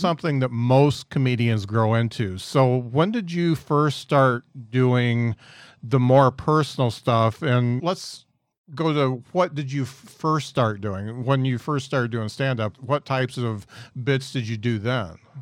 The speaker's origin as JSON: {"language": "English", "region": "Midwest", "country": "United States", "said": "us yokel Midwesterners"}